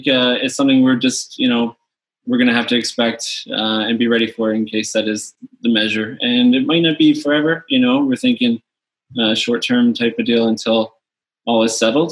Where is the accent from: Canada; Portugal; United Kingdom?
Canada; St. John's, Newfoundland and Labrador; also born or lived in Louisiana, United States; moved up here as a child and been able to grow and become a Canadian